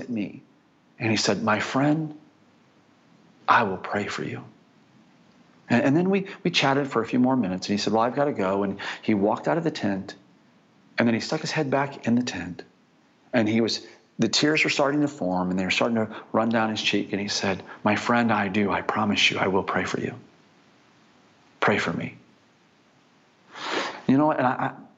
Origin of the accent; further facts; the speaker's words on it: United States; I'm actually from America